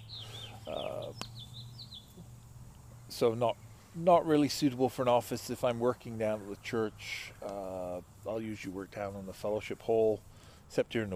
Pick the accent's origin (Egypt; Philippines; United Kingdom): United Kingdom; England; now in United States; as an English person